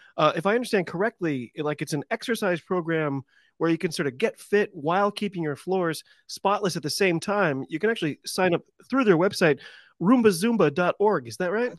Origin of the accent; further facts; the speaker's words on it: United States; I'm an American